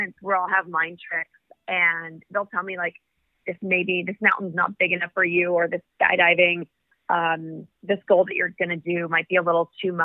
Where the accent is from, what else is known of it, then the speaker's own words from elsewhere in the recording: California, United States; I come from California.